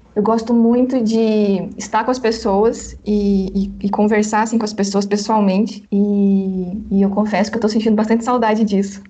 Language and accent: Portuguese; Paraná, Brazil; now in Belo Horizonte, Brazil; eu sou do Paraná e moro em Belo Horizonte, Minas Gerais.